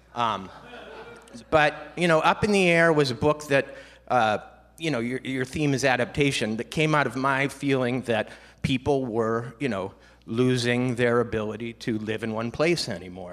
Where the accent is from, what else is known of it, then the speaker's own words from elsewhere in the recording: Minnesota, United States; I grew up in Minnesota